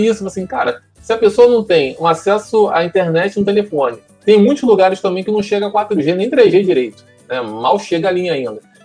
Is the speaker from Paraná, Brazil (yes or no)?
no; São Gonçalo, Rio de Janeiro, Brazil; sou, sou, criado aqui no, no Paraíso